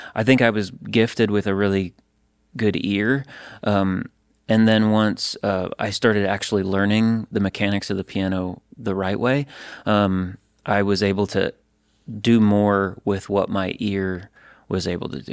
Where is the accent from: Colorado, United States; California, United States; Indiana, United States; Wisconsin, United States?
Wisconsin, United States; Stevens Point; moved away as an adult; now in Nashville, United States; I was at the University of Wisconsin Stevens Point, so I was in my hometown